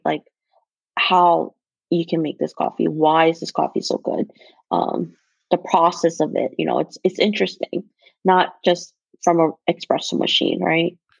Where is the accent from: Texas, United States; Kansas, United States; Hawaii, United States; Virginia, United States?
Hawaii, United States; moved away as an adult; now in Seattle, United States; growing up in Hawaii, it was always warm and it's always hot